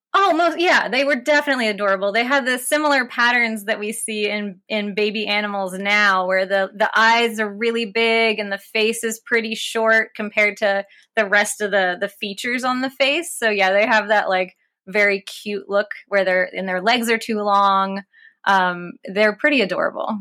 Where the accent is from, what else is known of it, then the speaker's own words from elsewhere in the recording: West Virginia, United States; growing up in West Virginia